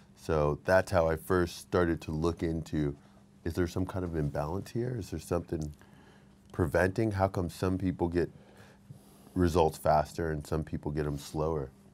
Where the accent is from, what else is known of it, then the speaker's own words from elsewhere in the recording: Texas, United States; I'm from Texas